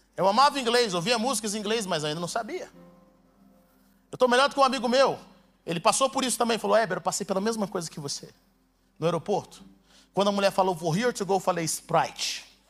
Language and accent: Portuguese; Brazil; also born or lived in United States; eu nasci nos Estados Unidos e cresci no Brasil